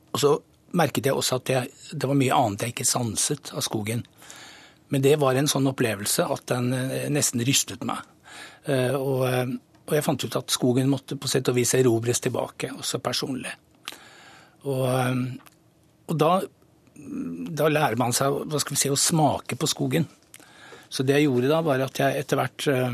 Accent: Oslo, Norway; fra Nordberg. Jeg vokste opp nesten i skogen

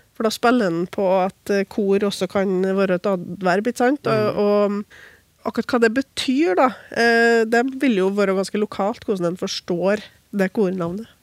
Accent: Trøndelag, Norway; Jeg er jo også trønder

